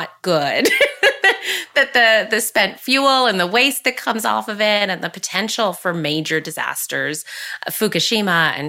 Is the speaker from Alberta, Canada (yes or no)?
no; Curve Lake, Ontario, Canada; I grew up here in Curve Lake, surrounded by family and cousins.